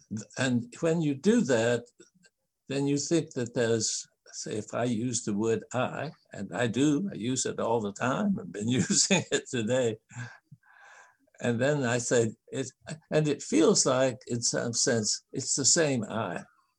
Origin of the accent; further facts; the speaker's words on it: Japan; I'm not a linguist who has studied all the different languages, but I grew up in Japan